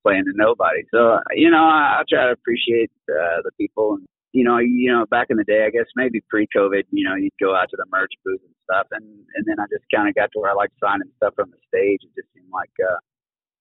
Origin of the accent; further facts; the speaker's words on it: Fort Worth, Texas, United States; I grew up here in Fort Worth